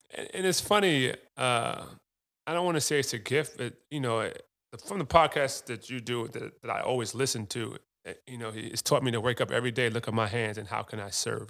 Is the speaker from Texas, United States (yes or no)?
no; New York, United States; Ron Artest, so I grew up with in New York